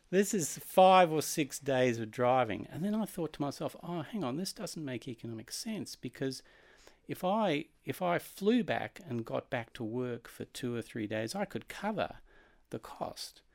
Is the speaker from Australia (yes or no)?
yes; Australia; moved away; as an Australian